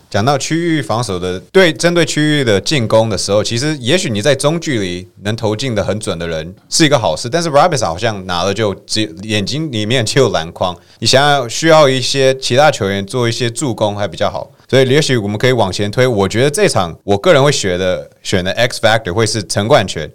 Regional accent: United States; 我们美国人

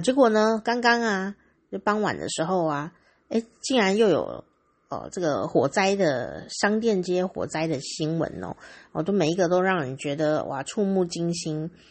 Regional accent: Taiwan; 我身为台湾人感到非常荣耀哦

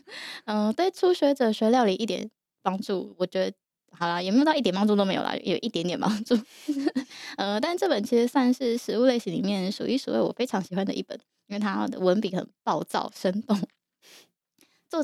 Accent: Yilan, Yilan County, Taiwan; moved away; 我因为我以前在宜兰长大嘛，

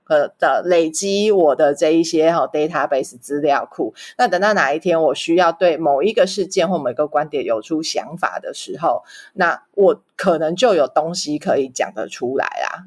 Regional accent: Taipei, Taiwan; 不巧我是台北人啊，可是我是台北人，天龙国里面的地虎啊

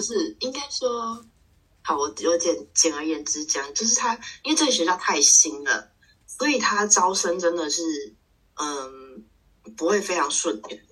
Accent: Taiwan; moved away as an adult; also born or lived in Belgium / Bordeaux, France / Paris, France; 我们小时候在台湾吃一些

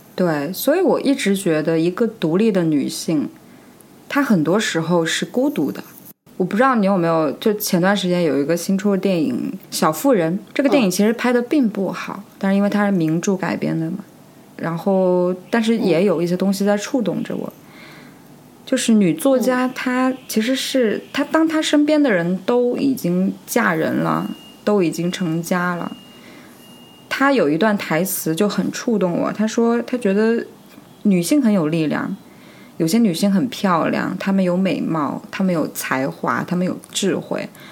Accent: China; 很多我们中国人为什么活得那么累？

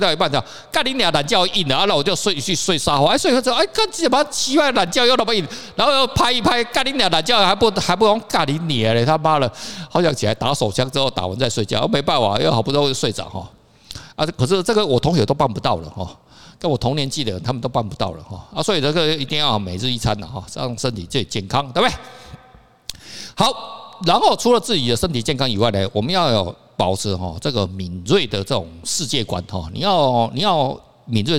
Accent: Taiwan; 到我们现在我们台湾人哦，我们台湾的媒体哦很奇怪

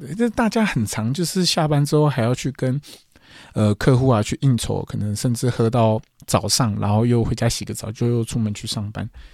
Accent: Taiwan; moved away as an adult; now in Japan; 我是台湾人

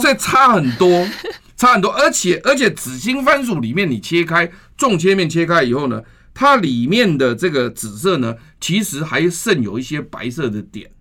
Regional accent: Taiwan; 我们台湾人喜欢吃地瓜

